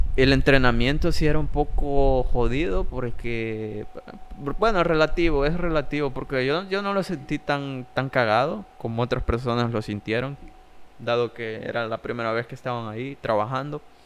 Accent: Jiquilisco, Usulután, El Salvador; also born or lived in San Salvador; yo me fui de acá de Jiquilisco a San Salvador

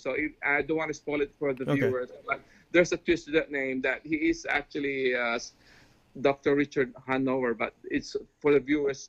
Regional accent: Philippines; now in United States; I'm Filipino

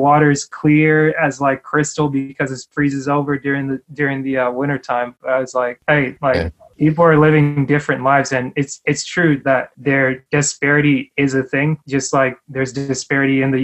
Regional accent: Georgia, United States; I live here in Georgia and I grew up here in Georgia, but like naturally I'm not US born.

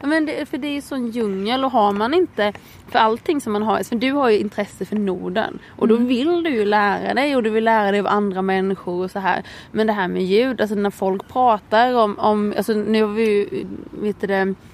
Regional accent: Småland, Sweden; moved away; jag är ju smålänning.

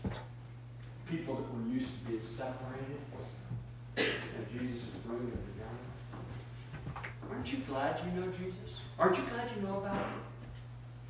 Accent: Portland, Oregon, United States; I was born in Portland, Oregon, 1960

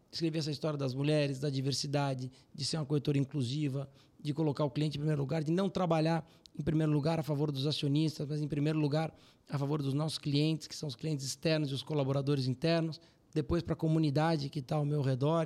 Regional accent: Brazil; Eu sou muito brasileiro

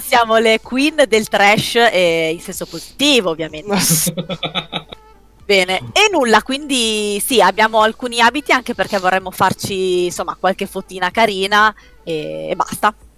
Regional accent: Parma, Emilia-Romagna, Italy; io sono di Parma

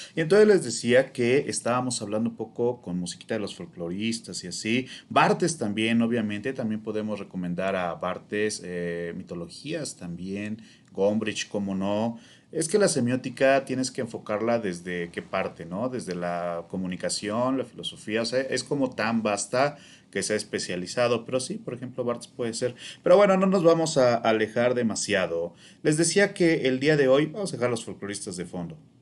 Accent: Mexico; also born or lived in Morelos; como mexicanos

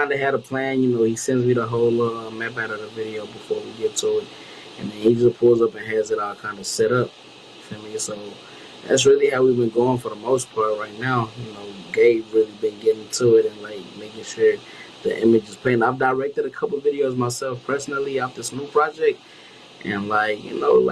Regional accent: Zimbabwe; I'm from Zimbabwe

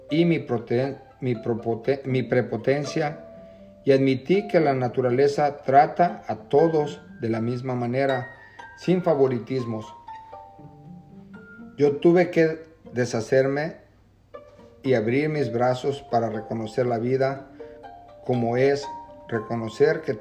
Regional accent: Jalisco, Mexico; now in Camarillo, United States

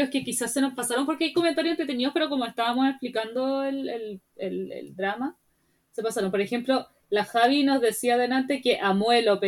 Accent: Mexico; deberían ser como los mexicanos, nosotros nacemos donde se nos da la gana.

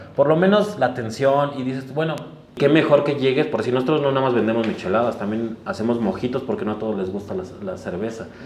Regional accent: Mexico City, Mexico; Los dos somos originarios de Iztapalapa

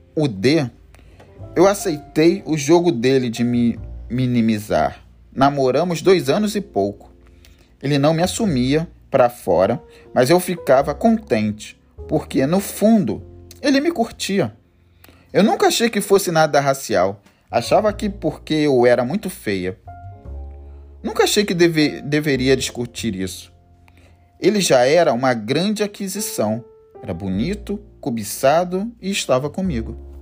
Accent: Rio de Janeiro, Brazil; eu sou carioca, sou do Rio de Janeiro

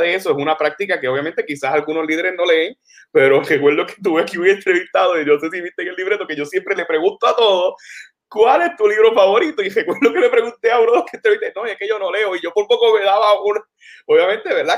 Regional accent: San Germán, Puerto Rico; yo San Germán

